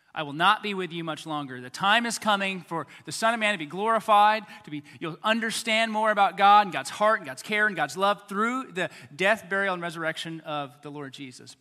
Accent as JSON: {"language": "English", "country": "United States", "said": "as American Christians"}